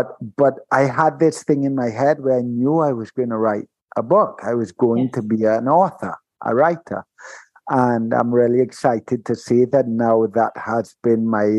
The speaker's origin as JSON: {"language": "English", "country": "Trinidad & Tobago", "tie": "born or raised there", "said": "and being of the Caribbean as well, Simone, you know that this carries some weight. And growing up in Trinidad, when I tell people that I've never drank, they're like, what?"}